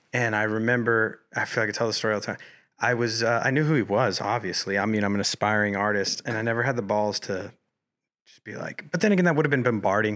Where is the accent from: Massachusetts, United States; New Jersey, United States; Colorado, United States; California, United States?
Colorado, United States; Colorado Springs; moved away as an adult; now in Los Angeles, United States; growing up in Colorado Springs